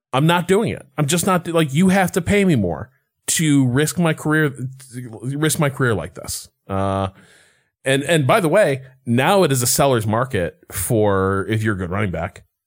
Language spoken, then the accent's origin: English; Chicago, Illinois, United States; moved away; also born or lived in Boston; I'm from Chicago